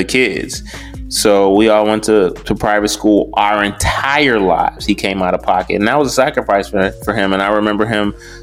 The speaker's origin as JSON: {"language": "English", "town": "Detroit", "region": "Michigan", "country": "United States", "tie": "born or raised there", "said": "I grew up in Detroit"}